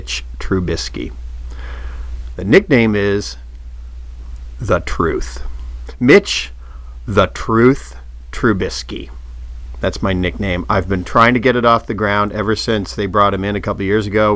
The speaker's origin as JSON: {"language": "English", "town": "Indianapolis", "region": "Indiana", "country": "United States", "tie": "born or raised there", "also_born_or_lived": "Oak Park, Illinois", "said": "I grew up in Indianapolis"}